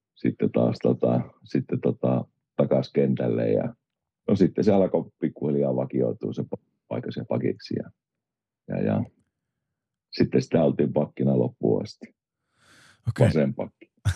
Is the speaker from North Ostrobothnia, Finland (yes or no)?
yes; Oulu, North Ostrobothnia, Finland; also born or lived in Rauma / Kajaani; No Oulustahan mä oon niin ihan alun perin syntynyt ja kotoisin, ja olisiko neljä viien vanha ollut, niin muutettiin perheen kanssa, perheen kanssa jääliin ja sitten jäälissä meni oikeastaan niin kuin nuoruusvuosia, olisiko ollut 18, kun muutettiin sieltä pois.